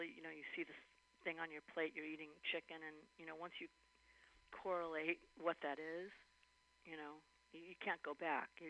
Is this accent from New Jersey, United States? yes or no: no; Los Angeles, California, United States; I'm from Van Nuys out here.